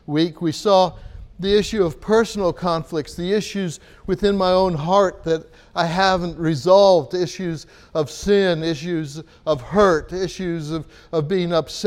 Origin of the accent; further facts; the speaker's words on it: United States; moved away; as an American